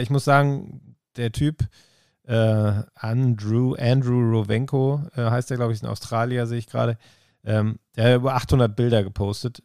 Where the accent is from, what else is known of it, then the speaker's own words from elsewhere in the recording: Bielefeld, North Rhine-Westphalia, Germany; ich komme aus Bielefeld und ich äh, wohne im schönsten Viertel der Stadt